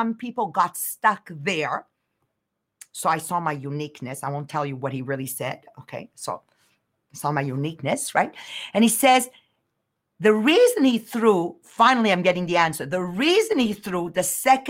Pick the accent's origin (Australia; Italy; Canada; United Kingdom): Canada; we're Canadian.